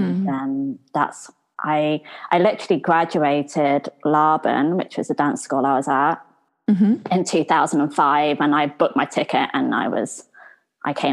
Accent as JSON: {"language": "English", "town": "Warwick", "region": "West Midlands", "country": "United Kingdom", "also_born_or_lived": "London / Los Angeles / Australia", "moved": "as an adult", "said": "I'm from Warwick"}